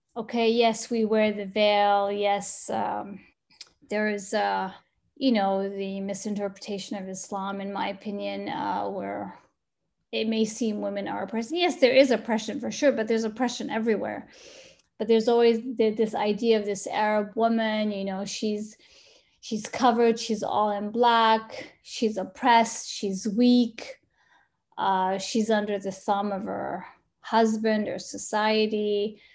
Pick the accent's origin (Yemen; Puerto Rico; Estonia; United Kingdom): Yemen; Sana'a, Amanat Al Asimah; also born or lived in United States; now in Dubai, United Arab Emirates; I'm from Sana'a